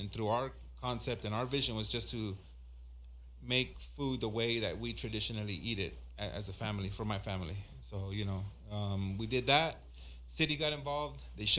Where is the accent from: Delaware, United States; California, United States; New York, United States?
California, United States; Los Angeles; also born or lived in Inglewood, California / Michoacán, Mexico (ancestry); My family's from Michoacan. I grew up in South Central / Inglewood